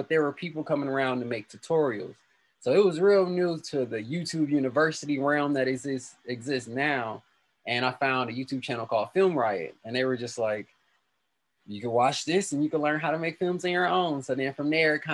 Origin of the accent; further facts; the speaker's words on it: Milwaukee, Wisconsin, United States; Milwaukee born and raised. I've only been here